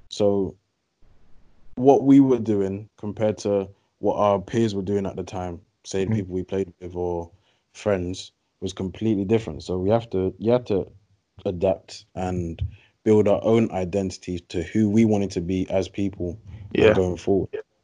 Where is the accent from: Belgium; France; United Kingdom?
United Kingdom; England; moved away; also born or lived in United States; So me, I tried to keep as English as possible